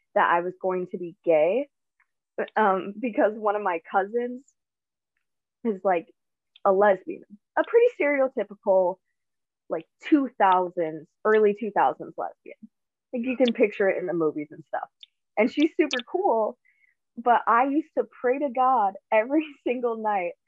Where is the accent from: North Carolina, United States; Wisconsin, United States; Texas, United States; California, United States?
Wisconsin, United States; Owen; I grew up in Owen, Wisconsin, which is in central, like very central Wisconsin